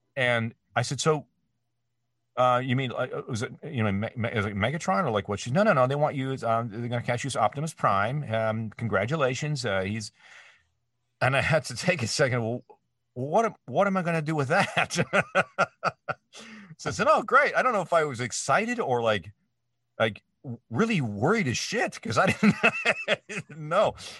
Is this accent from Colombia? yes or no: no; Canada; moved away as an adult; now in United States; my home country of Canada